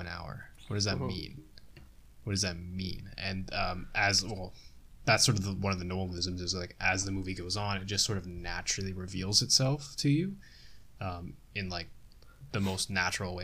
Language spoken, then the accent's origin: English; Canada; I'm Canadian. We're part of the Commonwealth.